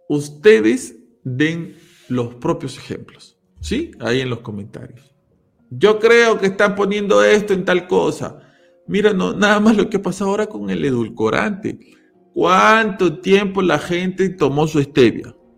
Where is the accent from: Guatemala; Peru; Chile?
Peru; yo soy de Perú, los que somos peruanos acá sabemos